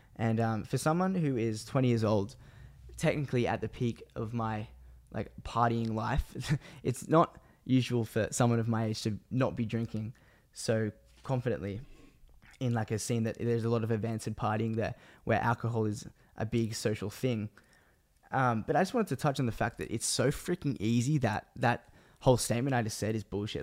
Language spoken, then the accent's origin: English; Australia; also born or lived in Sydney, Australia; I am from Australia